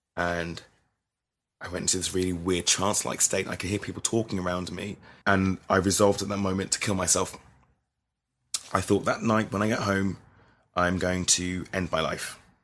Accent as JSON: {"language": "English", "region": "London", "country": "United Kingdom", "tie": "born or raised there", "said": "I grew up in London, South, Southwest London"}